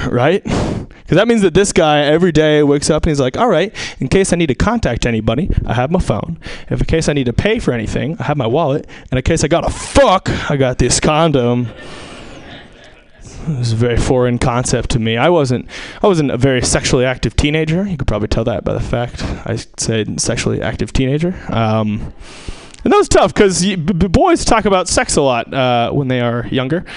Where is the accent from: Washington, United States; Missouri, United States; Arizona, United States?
Washington, United States; Seattle; I'm from Seattle, so we had kind of a special church